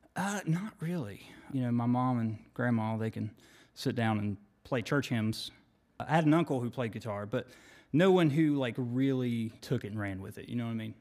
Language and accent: English; Monroe County, West Virginia, United States; I grew up in a small county down there, you don't even like say you're from this town. You're just like, yeah, I'm from Monroe County